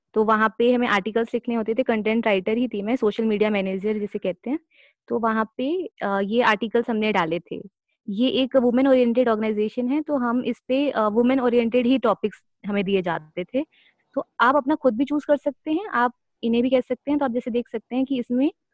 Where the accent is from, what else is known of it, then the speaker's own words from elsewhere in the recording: Delhi, India; मैं दिल्ली से हूँ